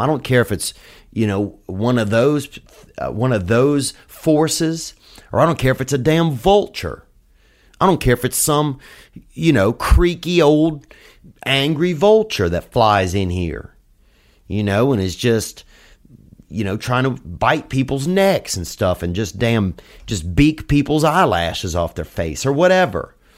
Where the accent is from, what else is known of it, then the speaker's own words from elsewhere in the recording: United States; being an American and not being from somewhere else and living here